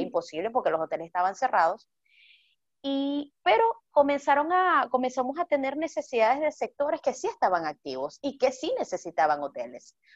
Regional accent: Venezuela; soy venezolana

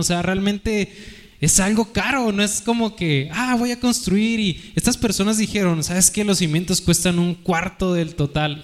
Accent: Mexico; como buenos mexicanos

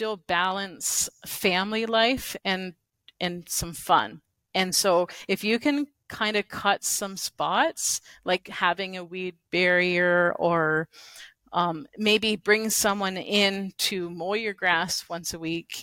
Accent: Canada; as a Canadian content creator

